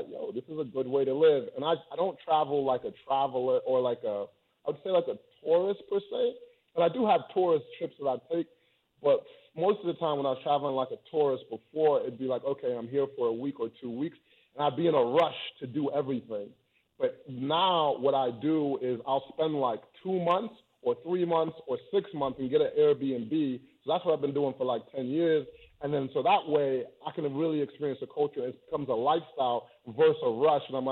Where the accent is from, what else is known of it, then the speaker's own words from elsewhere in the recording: Chicago, Illinois, United States; accent: London; also born or lived in London, England / Nigeria; And so first 9 years of my life, I grew up in London, and then for the rest, for the rest of my life, I grew up in Chicago.